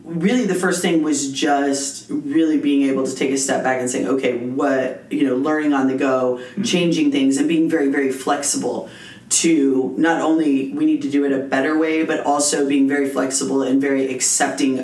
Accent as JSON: {"language": "English", "town": "Las Cruces", "region": "New Mexico", "country": "United States", "tie": "born or raised there", "said": "I was born and bred in Las Cruces."}